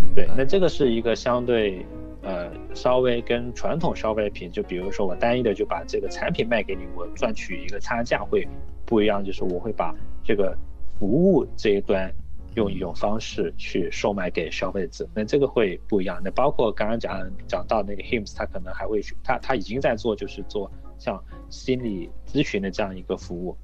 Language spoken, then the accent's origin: Chinese; China; 我们是中国人，我们更懂中国的这样的一个成本的结构